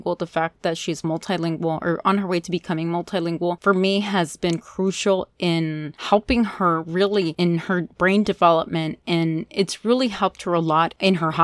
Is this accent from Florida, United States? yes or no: yes; Hialeah, Florida, United States; also born or lived in Colombia; I grew up in Miami, in Hialeah, Florida specifically